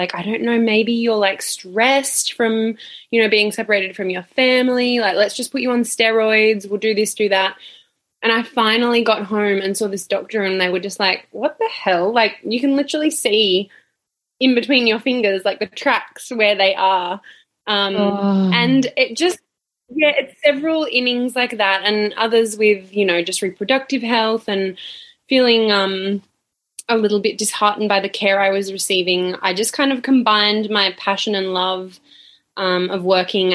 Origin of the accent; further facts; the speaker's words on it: Sunshine Coast, Queensland, Australia; now in Melbourne, Australia; I grew up on the Sunshine Coast in Queensland